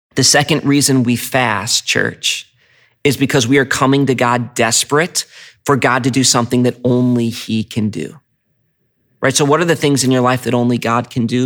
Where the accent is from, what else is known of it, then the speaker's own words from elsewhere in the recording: United States; as American Christians